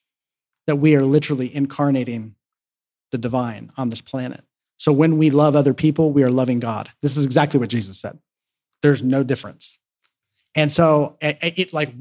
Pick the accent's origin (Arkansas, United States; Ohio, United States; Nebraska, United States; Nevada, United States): Ohio, United States; Columbus; moved away; back in my hometown where I'm from in Columbus, Ohio